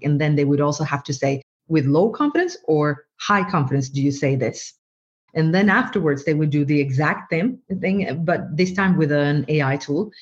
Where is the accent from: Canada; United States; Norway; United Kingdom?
Norway; first language Norwegian; English is a second language; english or norwegian which is my mother tongue but my parents are from from bangladesh and so i i growing up i also was taught bengali